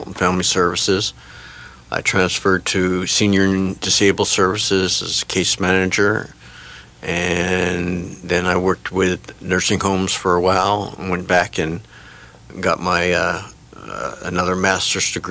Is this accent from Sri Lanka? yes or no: no; New Jersey, United States; also born or lived in Florida; I was born in Florida, and I went to New Jersey is where I grew up at mostly from the time I was about 4 years old.